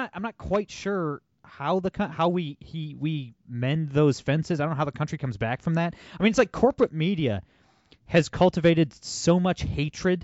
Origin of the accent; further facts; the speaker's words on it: Toledo, Ohio, United States; I'm from Toledo, Ohio, one of the bluest cities in America